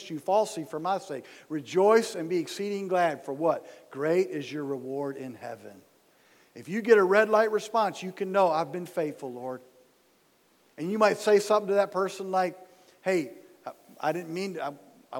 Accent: Dearborn, Michigan, United States; moved away as an adult; now in Kentucky, United States; I was born and raised in Dearborn, Michigan

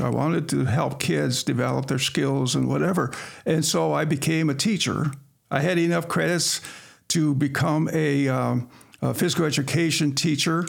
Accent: Sterling, Illinois, United States; also born or lived in Quincy, Illinois; I was born and raised here in Sterling

